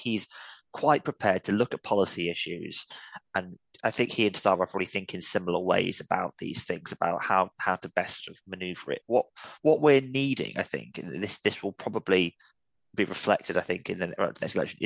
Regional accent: London, United Kingdom; I'm a Londoner

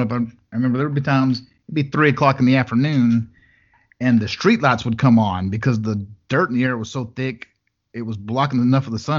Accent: Brownfield, Texas, United States; moved away; also born or lived in Levelland, Texas; Brownfield, what I claim is my hometown, is a really good place to be from.

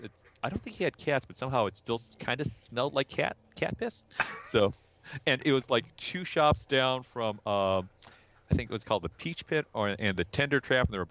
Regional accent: South Bend, Indiana, United States; also born or lived in Chicago, Illinois; I grew up in the 70s and 80s inside of South Bend. I was born in Chicago

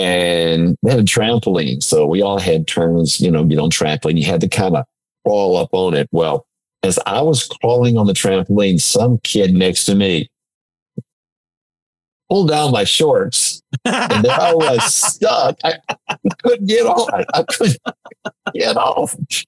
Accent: Atlanta, Georgia, United States; now in Canada; I'm originally from Atlanta, Georgia.

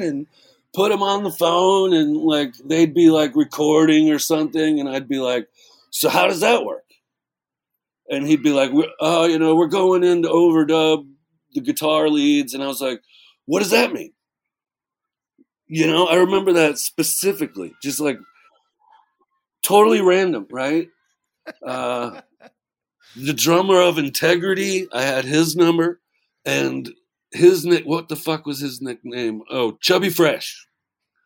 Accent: Florida, United States; from Florida

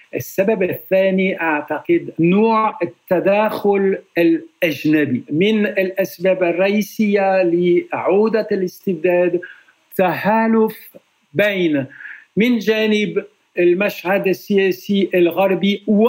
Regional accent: France; Arabic is a second language; أنا فرنسي

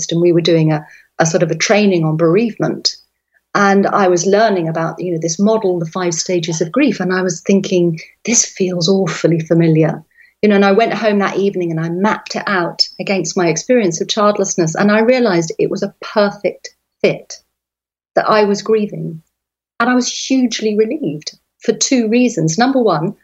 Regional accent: London, England, United Kingdom; moved away as an adult; now in West Cork, Ireland; I'm a Londoner by birth. I grew up in the countryside and then I moved back there as a young woman

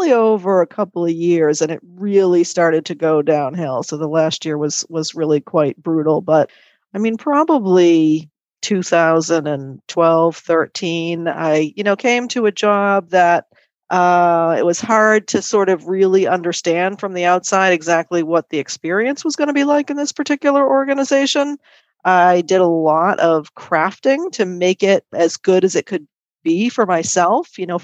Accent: Boston, Massachusetts, United States; moved away as an adult; now in France; I'm from the Boston area

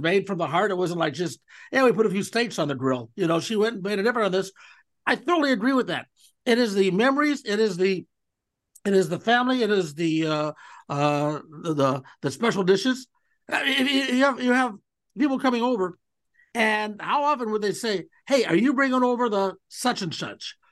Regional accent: Cleveland, Ohio, United States; I grew up in Cleveland

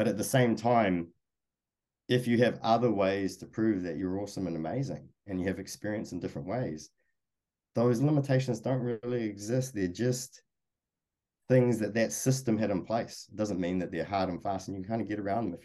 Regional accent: New Zealand; moved away as an adult; now in United States; I came from New Zealand

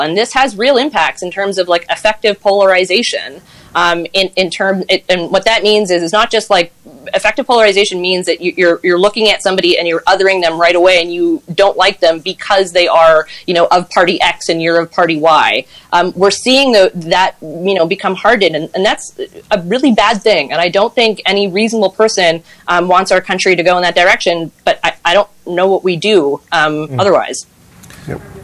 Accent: Granby, Quebec, Canada; also born or lived in Montreal; I grew up in Granby and went to University of Montreal for law school

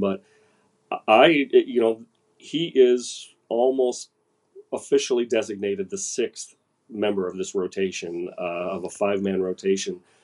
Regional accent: Minnesota, United States; I'm just a Minnesotan

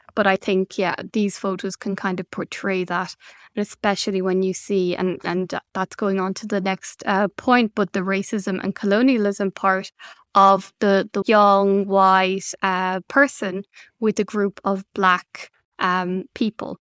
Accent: Ireland; now in Belgium; my home country is on an island in Ireland, and it's really important for me to visit my family from Belgium

